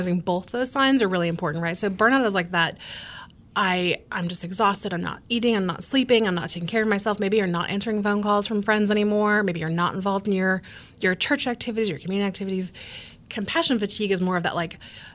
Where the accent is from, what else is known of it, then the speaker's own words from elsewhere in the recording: United States; as Americans, right, like, we are an Irish Catholic family.